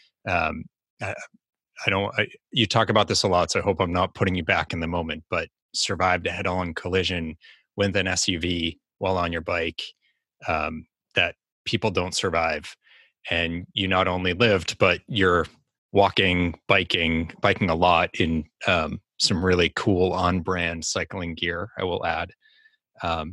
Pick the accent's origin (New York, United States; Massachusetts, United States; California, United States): Massachusetts, United States; Boston; accent: Boston; my Boston accent